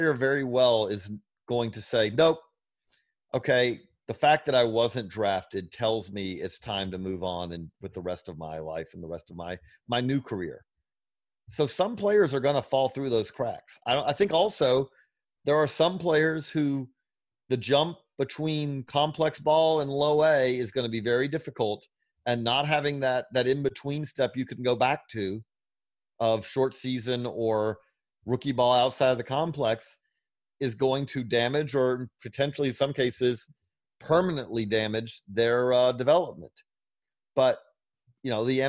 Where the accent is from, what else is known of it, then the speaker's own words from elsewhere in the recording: Georgia, United States; I'm from Georgia